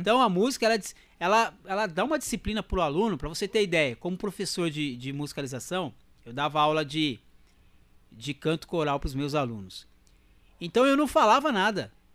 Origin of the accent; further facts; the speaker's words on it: Mogi das Cruzes, São Paulo, Brazil; also born or lived in Cambé, Paraná, Brazil; eu sou, sou paranaense. Sou do Paraná. Sou de Cambé, no Paraná. Eu fui pra Mogi com 9 anos, em 83. E aí não sai mais